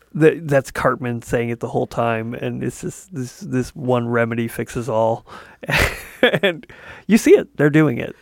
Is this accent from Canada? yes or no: yes; Canada; As a Canadian